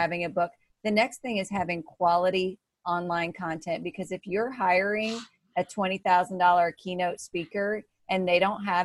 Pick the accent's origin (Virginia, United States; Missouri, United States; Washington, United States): Missouri, United States; I'm from Missouri